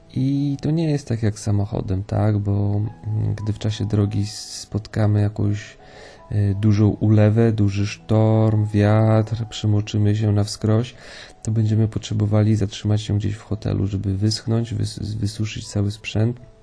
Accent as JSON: {"language": "Polish", "country": "Poland", "said": "jestem z Polski"}